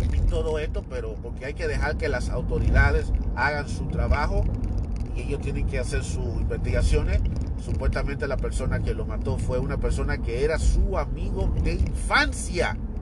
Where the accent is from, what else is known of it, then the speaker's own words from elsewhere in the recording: Dominican Republic; moved away; voy a irme a la República Dominicana, mi tierra natal